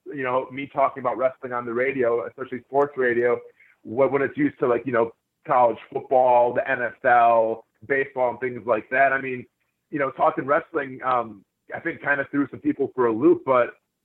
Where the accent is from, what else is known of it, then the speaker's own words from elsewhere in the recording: Wisconsin, United States; now in Jacksonville, United States; growing up in Wisconsin, there would always be some shows in Stevens Point or Milwaukee that we would go